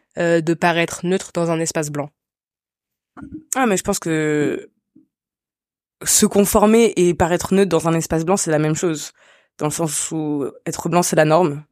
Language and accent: French; France; also born or lived in Côte d'Ivoire; je suis née en Côte d'Ivoire euh, à la fois euh, la famille qui était proche de moi géographiquement parlant c'était la famille ashkénaze euh, et euh, l'univers et dans lequel j'ai grandi en fait c'était la France